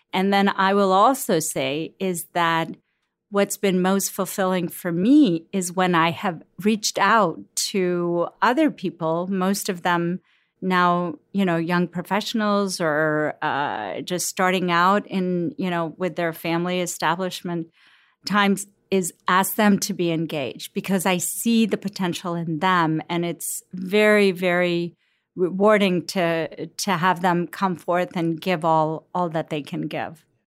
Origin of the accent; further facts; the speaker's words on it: Cincinnati, Ohio, United States; also born or lived in Lahore, Pakistan; I grew up in Cincinnati. I'm a Cincinnati girl.